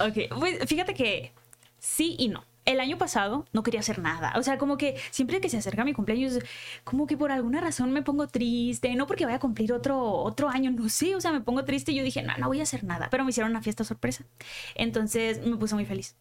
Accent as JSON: {"language": "Spanish", "town": "Culiacán", "region": "Sinaloa", "country": "Mexico", "tie": "born or raised there", "accent": "norteño", "moved": "as an adult", "lives_now": "Mexico City, Mexico", "said": "Nací en Culiacán y sí, viví allá toda la vida, hasta que me vine para acá"}